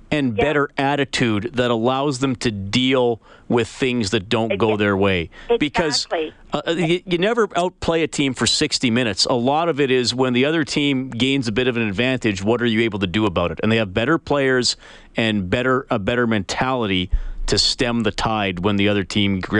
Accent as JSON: {"language": "English", "town": "Edmonton", "region": "Alberta", "country": "Canada", "tie": "born or raised there", "said": "I grew up and in Edmonton and still bleed blue and orange."}